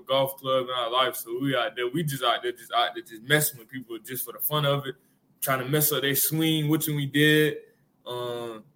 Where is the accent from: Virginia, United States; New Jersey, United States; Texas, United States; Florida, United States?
Florida, United States; moved away; I'm from Florida